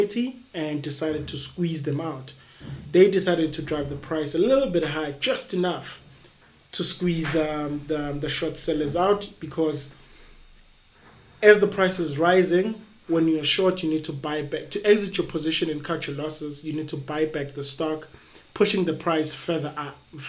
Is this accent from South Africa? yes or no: yes; East Rand, Gauteng, South Africa; I'm from the East Rand.